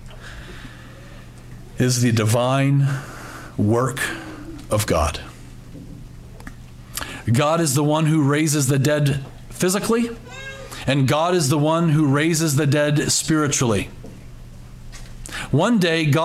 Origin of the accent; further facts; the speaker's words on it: United States; for us as Americans or Westerners